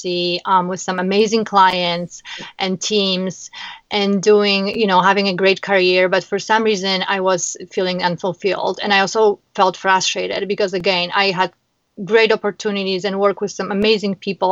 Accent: Warsaw, Masovian Voivodeship, Poland; moved away as an adult; now in Chicago, United States; I am originally from Poland, Warsaw. I came to America in 2006.

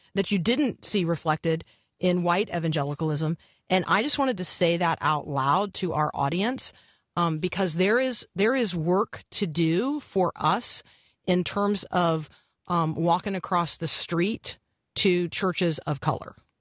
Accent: United States; the way that I am American

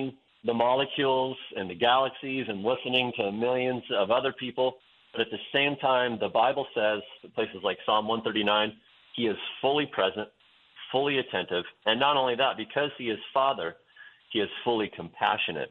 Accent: Western Oregon, United States; moved away as an adult; also born or lived in Wyoming; I grew up in Western Oregon in a town that's known as the Amsterdam of America

